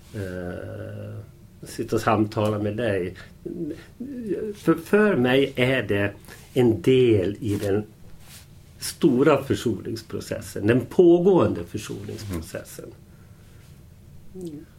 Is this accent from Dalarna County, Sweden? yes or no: yes; Falun, Dalarna County, Sweden; vi växte upp i, i Falun. Utanför Falun, Främby först och Korsnäs så småningom.